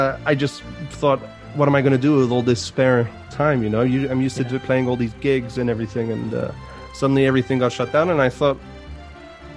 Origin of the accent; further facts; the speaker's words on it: Vevey, Vaud, Switzerland; moved away as an adult; now in London, United Kingdom; I'm born in Switzerland. in Vevey, which is where my grandfather had his house.